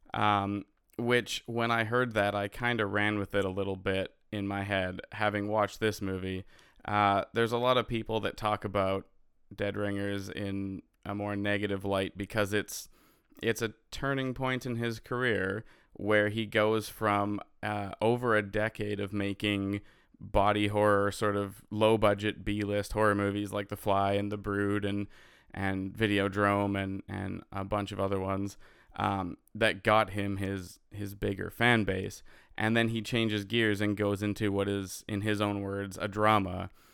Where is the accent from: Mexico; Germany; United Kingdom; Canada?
Canada; I'm a Canadian filmmaker who understands the struggles of being a Canadian filmmaker